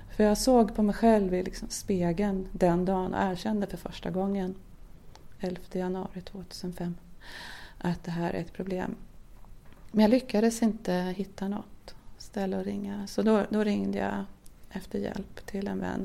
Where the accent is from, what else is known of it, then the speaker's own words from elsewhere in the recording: Södertälje, Stockholm County, Sweden; now in Närke, Sweden; Annars är jag uppväxt i Södertälje och utvandrade därifrån eh, förra årtusendet faktiskt, eh, åttionio